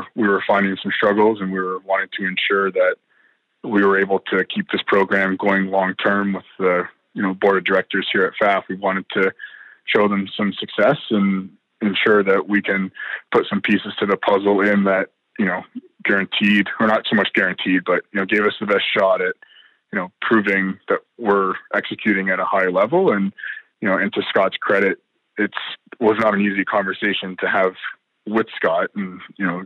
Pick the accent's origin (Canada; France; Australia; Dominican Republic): Canada; us Canadians